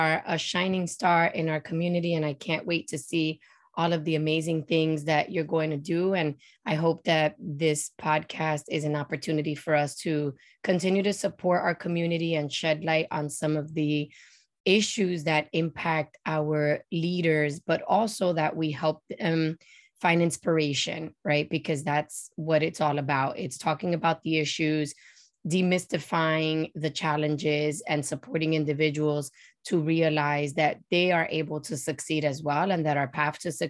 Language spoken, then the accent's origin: English; New York City, New York, United States; I was born and raised in El Barrio in New York City, in the projects on the 13th floor